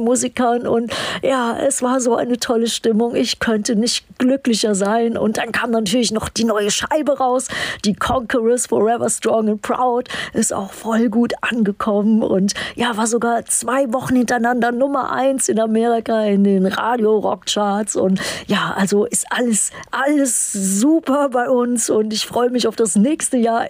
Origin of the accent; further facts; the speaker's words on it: Düsseldorf, North Rhine-Westphalia, Germany; moved away; in meiner alten Heimat Düsseldorf